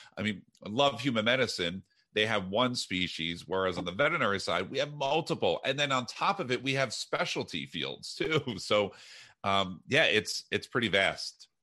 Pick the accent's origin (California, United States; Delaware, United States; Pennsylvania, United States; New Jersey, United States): New Jersey, United States; moved away; also born or lived in Iowa; I'm from New Jersey